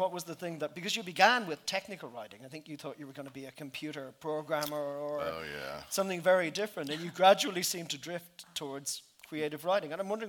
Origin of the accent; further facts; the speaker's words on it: Ireland; I come from Ireland, where we were a very circumscribed society.